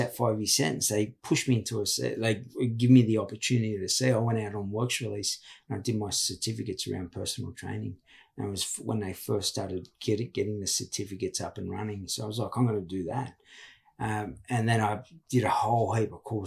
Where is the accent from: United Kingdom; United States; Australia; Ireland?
Australia; Sydney, New South Wales; also born or lived in Walgett; That's my hometown. But I grew up in Redfern